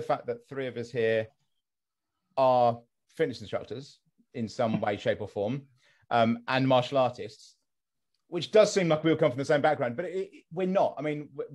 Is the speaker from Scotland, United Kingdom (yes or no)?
no; West Sussex, South East England, United Kingdom; I'm from West Sussex originally